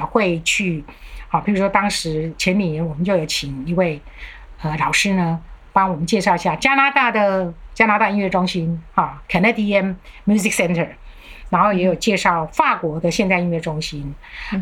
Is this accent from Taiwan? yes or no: yes; Taiwan; also born or lived in Germany; 我们台湾人